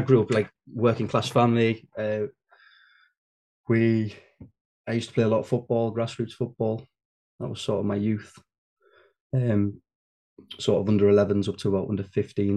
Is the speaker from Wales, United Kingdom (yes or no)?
no; Carlisle, North West England, United Kingdom; moved away as an adult; also born or lived in London; I'm a Cumbrian. So I'm from Carlisle, up in Cumbria, the Lake District